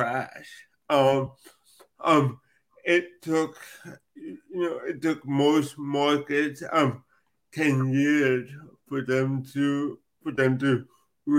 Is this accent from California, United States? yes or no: yes; Los Angeles, California, United States; I'm actually from Los Angeles, California